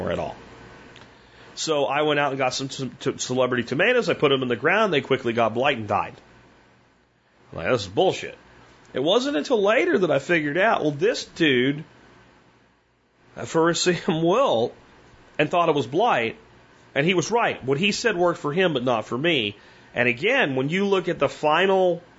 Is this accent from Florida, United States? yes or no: no; Pennsylvania, United States; now in Texas, United States; I grew up in Pennsylvania where a lot of these things just weren't a problem